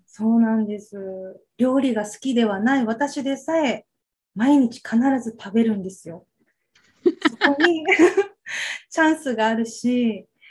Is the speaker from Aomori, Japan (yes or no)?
no; Okinawa, Japan; 生まれも育ちも沖縄に住んで、ずっと沖縄です